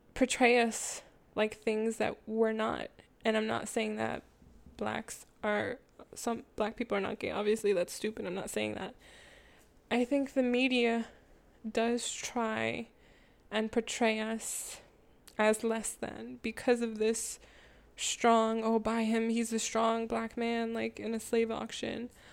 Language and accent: English; Jamaica; I'm Jamaican.